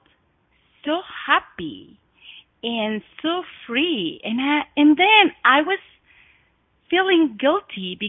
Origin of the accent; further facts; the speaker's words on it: Oaxaca, Mexico; English is a second language; moved away as an adult; also born or lived in Guadalajara, Mexico; now in Montana, United States; I was born in Mexico. I was born in Oaxaca, which is south of Mexico.